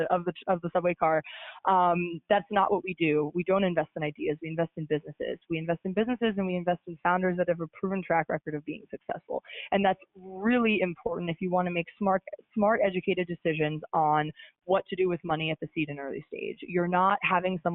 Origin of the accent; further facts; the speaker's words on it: Midwest, United States; now in New York City, United States; I'm from the Midwest and have a lot of roots there